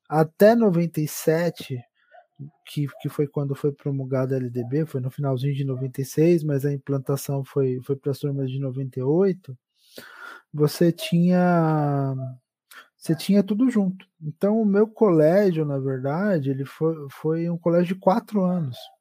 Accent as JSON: {"language": "Portuguese", "town": "Santo André", "region": "São Paulo", "country": "Brazil", "tie": "born or raised there", "said": "Sou um homem do ABC paulista. Eu sou, sou de Santo André. Eu vivi, exceto, exceto por alguns anos, que foi quando eu fiz a minha graduação e eu, eu vivi aqui em Santo André"}